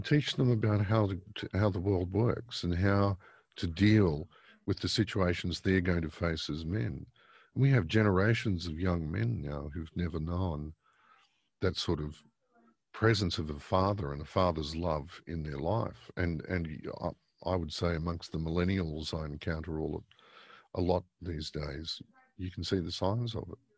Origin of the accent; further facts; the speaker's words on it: Victoria, Australia; moved away; originally a Victorian. I was born in Victoria, um, in nineteen sixty-one.